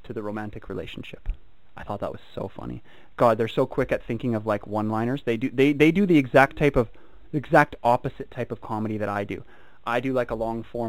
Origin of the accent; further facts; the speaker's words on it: United Kingdom; I'm British